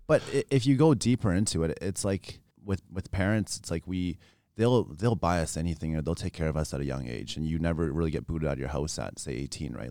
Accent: Regina, Saskatchewan, Canada; born and raised in Regina

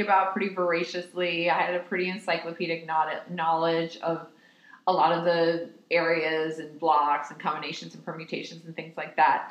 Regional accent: New York, United States; I was born and raised in New York

